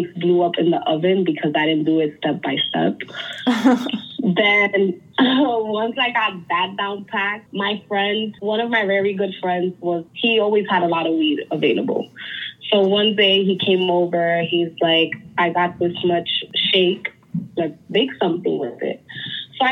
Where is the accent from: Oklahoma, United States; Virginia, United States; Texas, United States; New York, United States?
New York, United States; growing up in New York